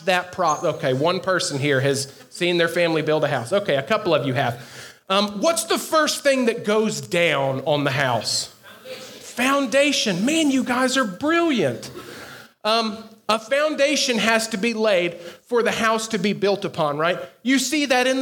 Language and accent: English; the South, United States; I am from the South